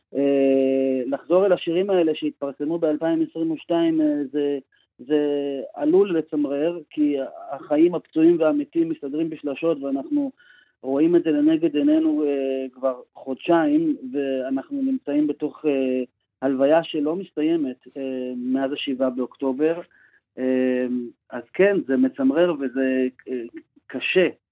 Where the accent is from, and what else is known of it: Israel; moved away as an adult; now in United States